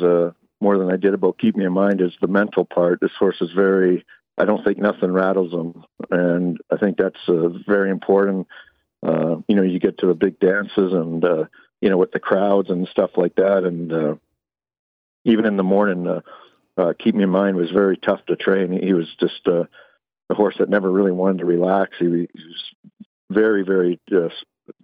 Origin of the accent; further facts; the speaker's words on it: Calgary, Alberta, Canada; I was born and raised in Calgary, Alberta.